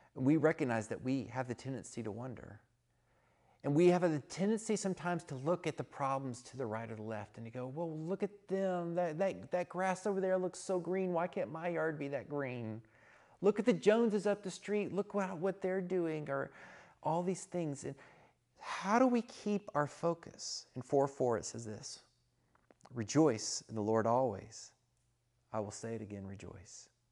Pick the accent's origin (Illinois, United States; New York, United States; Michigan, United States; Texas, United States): Texas, United States; I'm from Texas